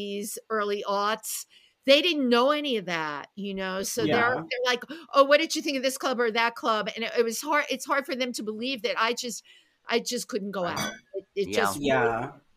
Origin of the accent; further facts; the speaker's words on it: New York City, New York, United States; I'm a New Yorker